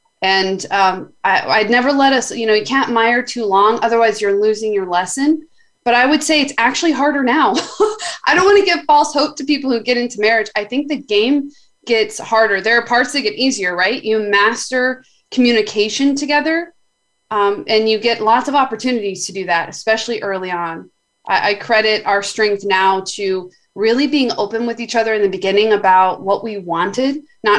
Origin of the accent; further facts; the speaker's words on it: Dallas, Texas, United States; You live Dallas, Texas.